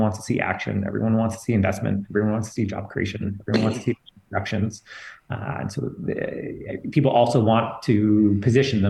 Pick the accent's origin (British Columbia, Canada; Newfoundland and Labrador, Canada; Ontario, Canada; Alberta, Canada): Alberta, Canada; Fort McMurray; I grew up in Fort McMurray